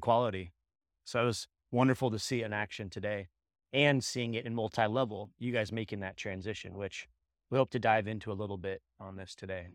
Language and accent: English; Bay Area, California, United States; I'm from the Bay Area too in the cannabis industry